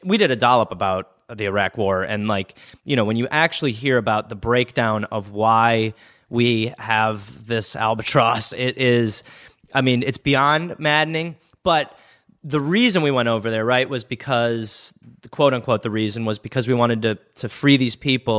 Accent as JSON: {"language": "English", "country": "United States", "said": "as an American who is living in America"}